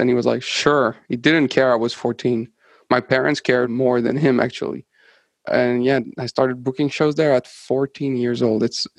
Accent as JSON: {"language": "English", "town": "Rimouski", "region": "Quebec", "country": "Canada", "tie": "born or raised there", "first_language": "French", "second_language": "English", "moved": "as an adult", "lives_now": "Montreal, Canada", "said": "Yeah, I was born in Rimouski. That's where I grew up. It's basically a six-hour drive northeast of Montreal. It's very far away from it's like a smallish town, like 50,000 people."}